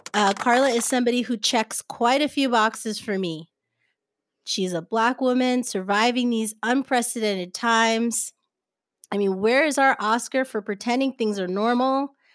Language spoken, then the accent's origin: English; New Jersey, United States; also born or lived in Brooklyn, New York / Haiti (ancestry); now in Los Angeles, United States; My family's from Haiti, but I was born and raised in New Jersey and then schooled on the streets of Brooklyn.